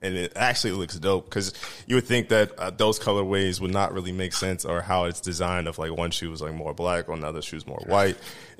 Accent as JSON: {"language": "English", "region": "Midwest", "country": "United States", "said": "we're from the Midwest, so we ain't really got the luxuries."}